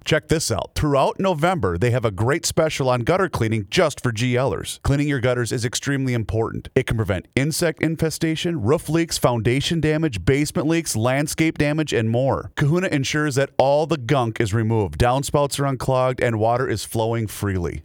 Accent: Faribault, Minnesota, United States; my hometown of Faribault.

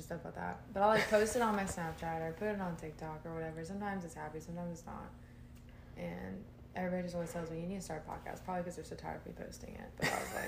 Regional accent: Georgia, United States; also born or lived in Champaign, Illinois; I moved to Georgia when I was 5. I'm originally

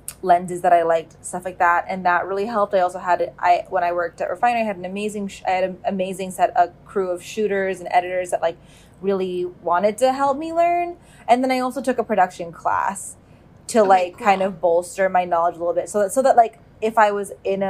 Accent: Bay Area, California, United States; moved away as an adult; also born or lived in New York; I grew up in California. In the Bay Area

